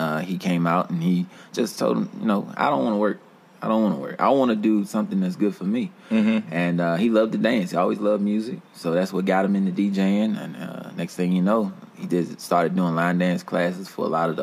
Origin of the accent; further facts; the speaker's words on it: Petersburg, Virginia, United States; also born or lived in Houston, Texas / New Orleans, Louisiana; I'm originally from Texas. I was born in Houston, so I was raised here in Petersburg.